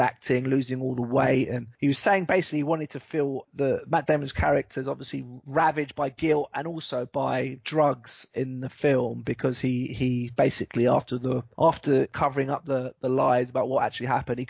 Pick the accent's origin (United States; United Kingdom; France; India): United Kingdom; England; as an Englishman